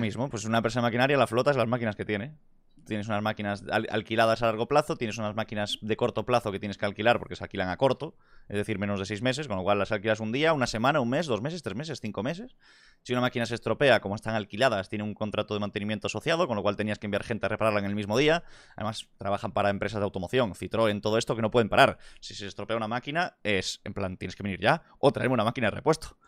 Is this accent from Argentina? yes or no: no; Vigo, Galicia, Spain; also born or lived in Madrid; Aquí es donde me crié. Vigo City.